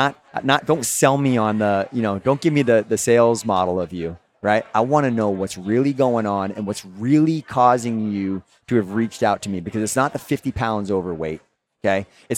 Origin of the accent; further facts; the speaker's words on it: Boston, Massachusetts, United States; I'm from Boston, dude.